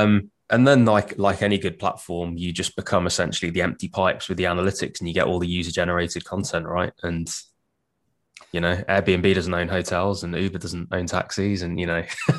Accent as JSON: {"language": "English", "town": "Wolverhampton", "region": "West Midlands", "country": "United Kingdom", "tie": "born or raised there"}